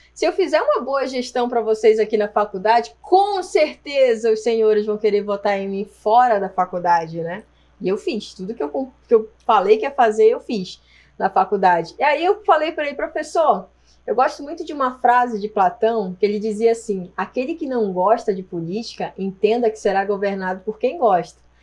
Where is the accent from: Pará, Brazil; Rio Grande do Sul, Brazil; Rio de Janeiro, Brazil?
Pará, Brazil; Marajó Island; moved away as an adult; now in Jundiaí, Brazil; eu nasci na ilha do Marajó, no Pará, Nossa, né? É verdade, eu nasci numa ilha e eu vim morar em Jundiaí tem 15 anos